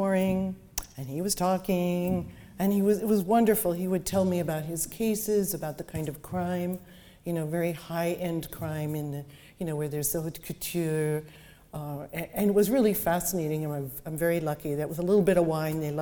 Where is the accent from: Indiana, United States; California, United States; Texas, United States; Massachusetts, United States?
California, United States; San Francisco; also born or lived in Chicago; I was born in Chicago. We moved to San Francisco when I was 5